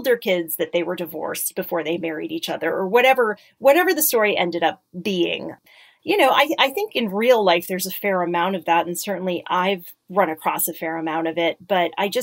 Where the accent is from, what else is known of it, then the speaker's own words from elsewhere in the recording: Connecticut, United States; I grew up in Connecticut. I grew up in a suburb.